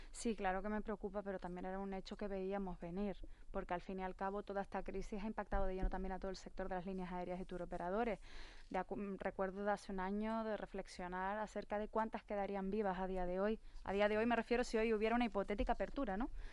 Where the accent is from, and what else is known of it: Canary Islands, Spain